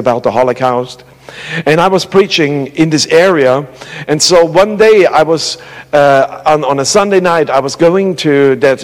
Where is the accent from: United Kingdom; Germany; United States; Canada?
Germany; moved away; I grew up in the Russian part